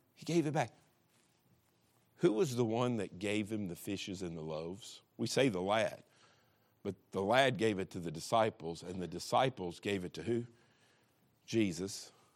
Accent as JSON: {"language": "English", "region": "Kentucky", "country": "United States", "said": "I'm, I'm from Kentucky"}